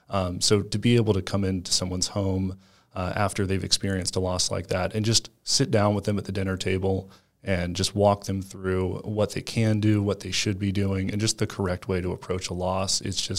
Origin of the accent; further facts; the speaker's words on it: Panama City, Florida, United States; born there; now in Tampa, United States; Yeah, so I was originally born in Panama City, Florida, but I've lived all over the United States. I call Tampa, Florida my home.